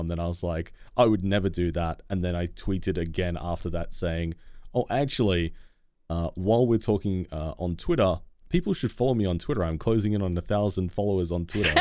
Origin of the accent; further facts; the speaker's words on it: Australia; as an Australian